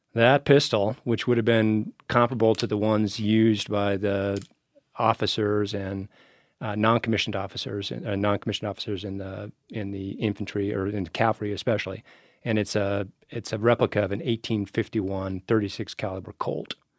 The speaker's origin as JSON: {"language": "English", "region": "Wyoming", "country": "United States", "tie": "born or raised there", "also_born_or_lived": "Geneva", "moved": "as an adult", "lives_now": "Missoula, United States", "said": "I was born and raised in Wyoming"}